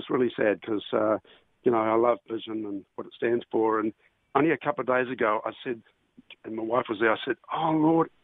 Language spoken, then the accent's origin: English; New Zealand; moved away; We're from New Zealand, my wife